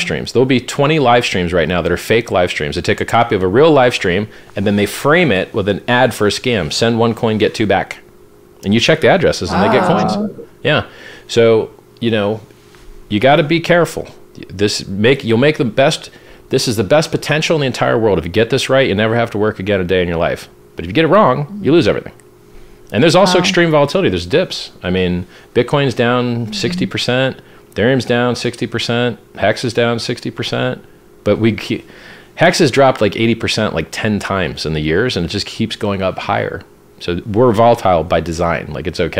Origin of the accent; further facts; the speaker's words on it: Pittsburgh, Pennsylvania, United States; I was born in Pittsburgh, Pennsylvania